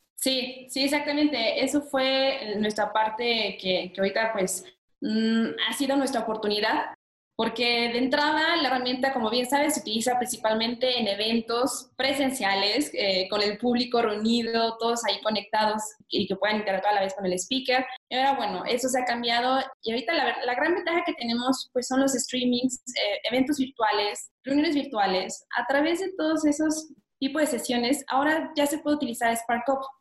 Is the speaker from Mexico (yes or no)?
yes; Mexico; moved away as an adult; also born or lived in France; decidí regresarme a México porque ya extrañaba mucho mi país